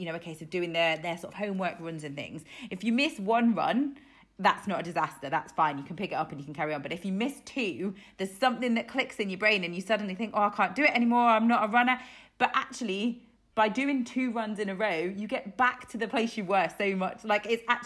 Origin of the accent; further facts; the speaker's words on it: Isle of Man; moved away as an adult; now in Yorkshire, United Kingdom; I'm from the Isle of Man, but I moved to Yorkshire when I was in my early 20s.